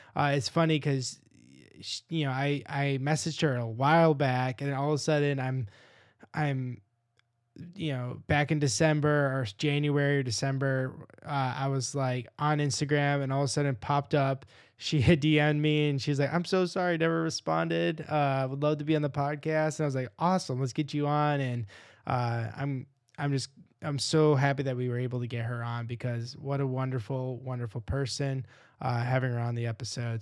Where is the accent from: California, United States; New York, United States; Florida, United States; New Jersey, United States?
New York, United States; Rochester; I'm from Rochester